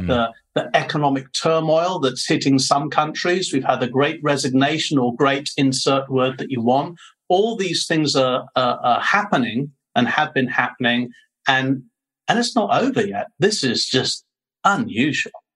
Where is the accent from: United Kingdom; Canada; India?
United Kingdom; accent: British; moved away as an adult; now in Ho Chi Minh City, Vietnam; I'm a Brit, although people do accuse me of having an Australian twang